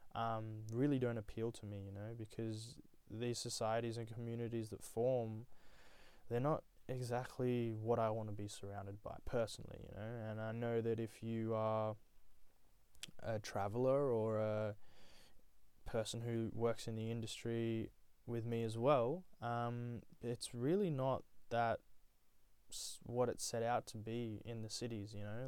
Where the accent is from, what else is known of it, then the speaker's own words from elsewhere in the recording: Australia; also born or lived in Nepal; I was born there and, and then whisked away to Australia under the age of one